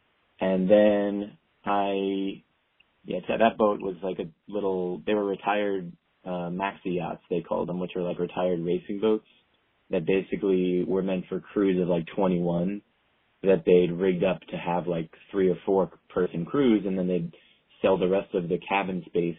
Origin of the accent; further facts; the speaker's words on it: Long Island, New York, United States; moved away as an adult; also born or lived in Australia / Korea / Vietnam / Thailand; I'm born and raised in New York, but I, you know, in and around the city, I lived on Long Island most of my life. And then I lived upstate and back in Long Island and then a little bit in the city and then back upstate and then back in the city.